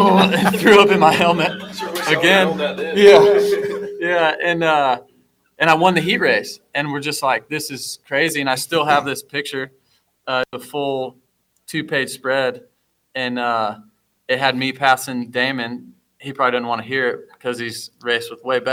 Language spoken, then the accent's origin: English; Fort Dodge, Iowa, United States; I'm some kid from Fort Dodge, Iowa, getting bikes from Storm Lake Honda